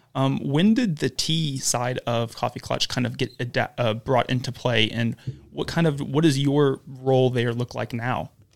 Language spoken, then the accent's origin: English; Huntsville, Alabama, United States; lived in Huntsville their entire life, like I have